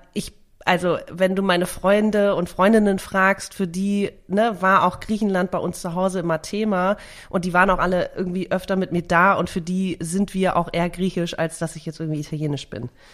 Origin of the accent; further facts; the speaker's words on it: Germany; also born or lived in Greece / Sicily; damit bin ich halt aufgewachsen. Also neben mhm. Deutschland natürlich